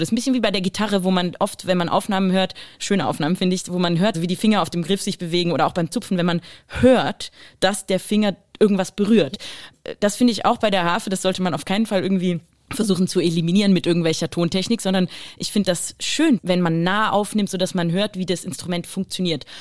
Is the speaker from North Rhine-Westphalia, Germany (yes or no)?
yes; Düsseldorf, North Rhine-Westphalia, Germany; moved away; also born or lived in Basel, Switzerland; Ich bin, bin geboren in Basel, Basel ja. aber als Deutsche, also nicht als Schweizerin. Trotzdem Basel natürlich Rheinstadt also super mhm. wichtig, dann halt ein bisschen weiter bewegt nach Düsseldorf. Äh, ich würde schon Düsseldorf als meine Stadt empfinden